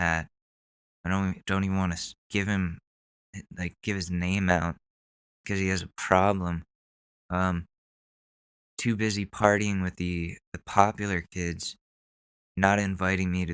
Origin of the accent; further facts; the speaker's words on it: Ridgefield, Connecticut, United States; A lot of people from my hometown passed away when I was younger, that Ridgefield, Connecticut is kind of cursed with tragedies